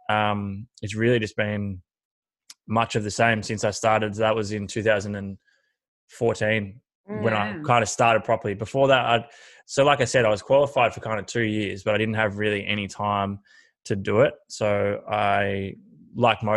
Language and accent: English; Horsham, Victoria, Australia; I grew up in Horsham, which is country Victoria, and always played footy and basketball